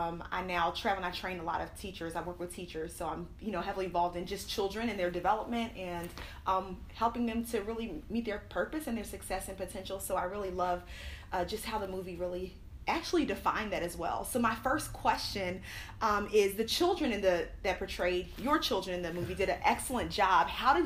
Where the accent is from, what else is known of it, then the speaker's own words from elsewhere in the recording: Cleveland, Ohio, United States; My hometown. I was